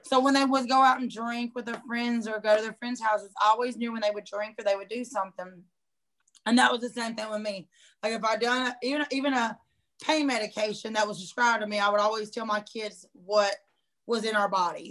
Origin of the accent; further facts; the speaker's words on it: Hampton, United States; moved away as an adult; also born or lived in South Georgia; I moved back to my hometown, which was Hampton, back in 2014